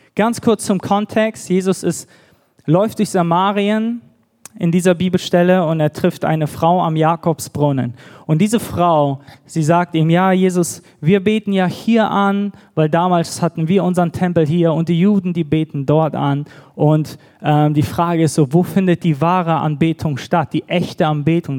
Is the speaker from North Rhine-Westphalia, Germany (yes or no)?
yes; Düsseldorf, North Rhine-Westphalia, Germany; moved away as an adult; also born or lived in Bad Gandersheim; now in Nuremberg, Germany; wir kommen ursprünglich aus Düsseldorf, auch eine große Stadt.